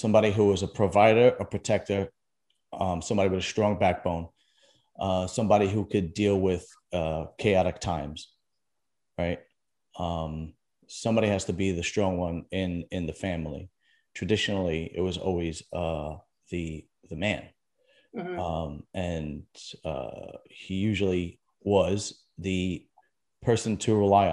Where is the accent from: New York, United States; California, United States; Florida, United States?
New York, United States; New York City; also born or lived in Staten Island; Originally from Brooklyn and then Staten Island, which is basically, you know, Brooklyn with a above ground pool in it